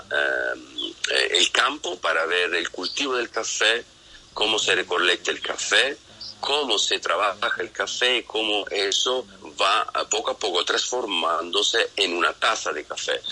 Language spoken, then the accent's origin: Spanish; Italy; Eso es un tema que nosotros latinos, yo soy italiano, todavía no lo tenemos oh, em, trabajado mucho